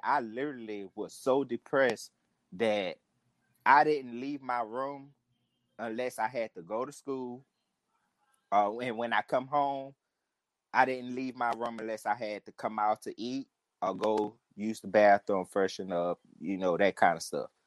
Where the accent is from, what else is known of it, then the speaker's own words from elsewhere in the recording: New Orleans, Louisiana, United States; I'm from New Orleans too, and I'm from the uh, the St. Thomas